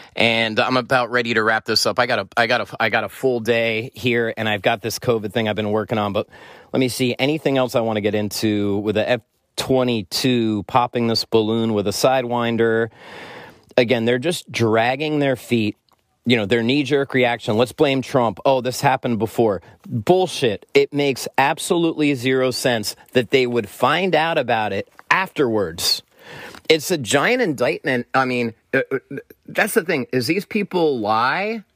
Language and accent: English; United States; as an American